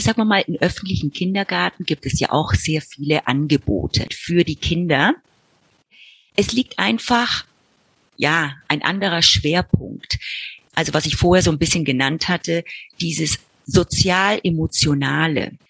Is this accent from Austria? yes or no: no; Argentina; moved away as an adult; also born or lived in Buenos Aires; now in Frankfurt, Germany; Ich bin dann in Argentinien geboren, dort aufgewachsen